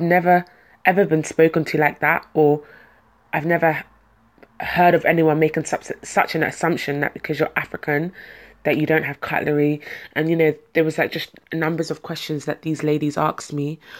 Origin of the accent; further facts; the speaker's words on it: London, United Kingdom; I'm a Londoner, born and raised pretty much in London, um, and I grew up in West London